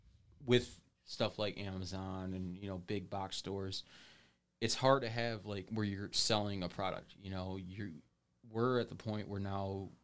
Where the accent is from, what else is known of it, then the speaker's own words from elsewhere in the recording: Monroe, United States; many things can do that around Monroe, which is sad, but I want some more, you know, I want more from my hometown